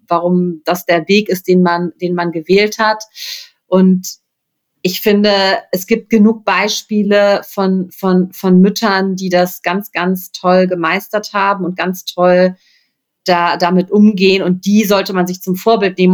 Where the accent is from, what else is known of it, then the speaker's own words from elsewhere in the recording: Rhineland, Germany; ich komme aus dem Rheinland, ne? Also das ist irgendwie meine Heimat.